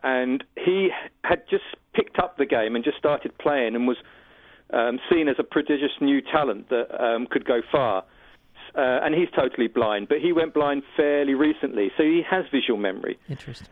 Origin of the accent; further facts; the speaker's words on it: United Kingdom; I'm a British filmmaker